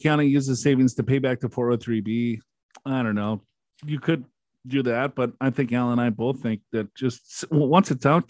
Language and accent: English; Floyds Knobs, Indiana, United States; from Floyd Knobs, India.